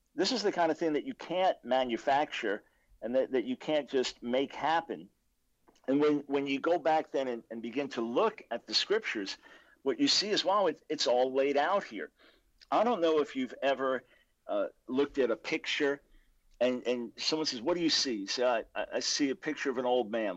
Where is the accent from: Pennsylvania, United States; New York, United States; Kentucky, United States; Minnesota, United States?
New York, United States; Long Island; I was born in New York City, 1955. My dad became the senior lawyer in the New York Supreme Court. Then we moved to Long Island when I was about seven. So I was raised in a conservative Jewish home